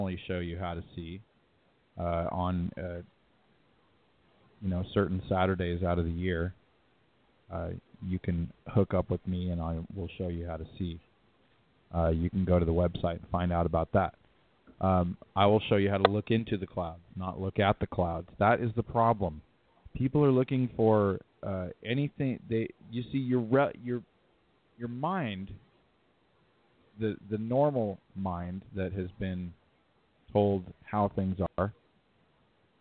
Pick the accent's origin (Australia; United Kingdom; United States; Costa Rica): United States; California; now in Utah, United States; I'm from California. I'm from Cali